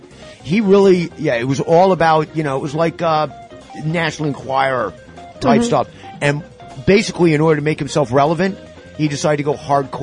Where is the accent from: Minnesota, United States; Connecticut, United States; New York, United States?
New York, United States; White Plains; I'm from White Plains. I was like, no, the other part of White Plains. The other side of the tracks, baby.